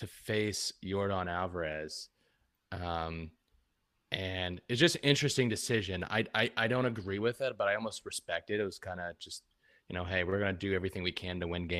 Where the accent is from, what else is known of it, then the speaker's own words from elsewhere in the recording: Pittsburgh, Pennsylvania, United States; I'm from Pittsburgh